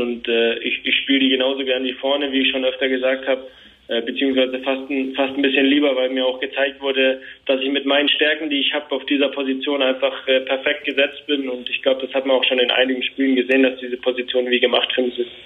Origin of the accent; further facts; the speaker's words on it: Nuremberg, Bavaria, Germany; also born or lived in Fürth; ich bin in Nürnberg geboren